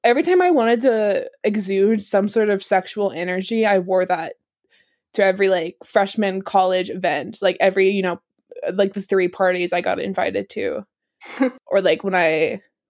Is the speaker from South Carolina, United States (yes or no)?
yes; South Carolina, United States; also born or lived in New York; I'm from South Carolina